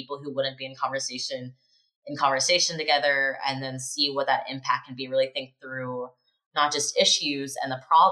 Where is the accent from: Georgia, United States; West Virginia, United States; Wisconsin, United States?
West Virginia, United States; Morgantown; moved away as an adult; also born or lived in Maryland / Budapest; I grew up in Morgantown, West Virginia